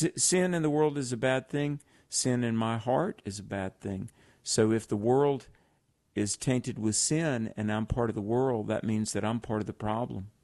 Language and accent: English; the South, United States; I grew up in the South